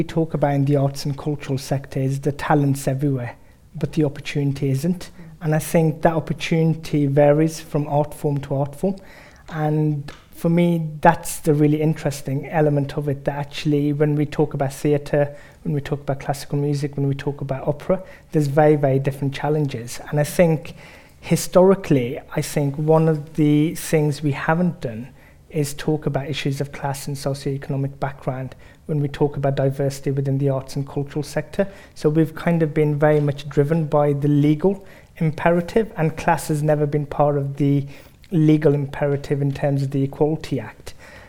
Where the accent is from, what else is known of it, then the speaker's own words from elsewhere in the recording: Birmingham, West Midlands, United Kingdom; I was the first of my siblings who was born in the UK. And we grew up in Sparkbrook, Small Heath, which is Peaky Blinder territory for those who follow the show.